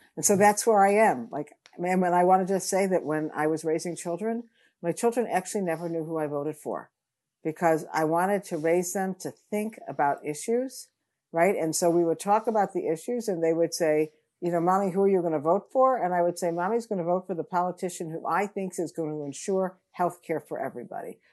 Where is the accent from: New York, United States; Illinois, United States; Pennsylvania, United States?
Illinois, United States; Chicago; I grew up in Chicago